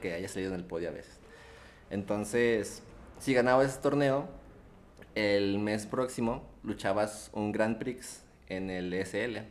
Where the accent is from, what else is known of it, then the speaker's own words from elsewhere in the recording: Zacatecas, Mexico; also born or lived in Mexico City / Aguascalientes; Soy eh, originario de la Ciudad de México, pero ya llevo toda mi vida acá en Zacatecas. Algunos años los pasé en Aguascalientes